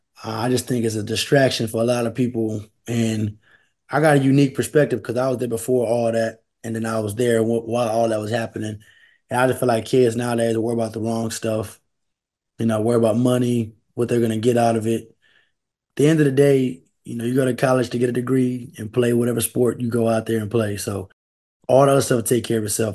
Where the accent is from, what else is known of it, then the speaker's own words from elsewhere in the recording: Converse, Texas, United States; also born or lived in Schertz, Texas; I'm from Converse area. I was at the powerhouse, Dim and Steel. I moved to go to Shirts Clemens for high school